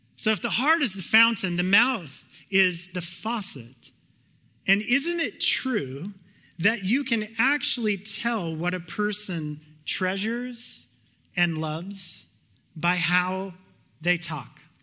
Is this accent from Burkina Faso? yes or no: no; Canada; I'm Canadian